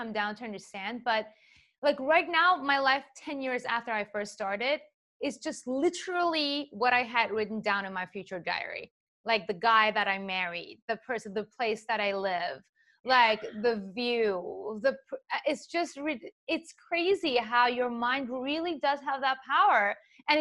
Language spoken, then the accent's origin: English; Iran; English is a second language; now in United States; I'm from Iran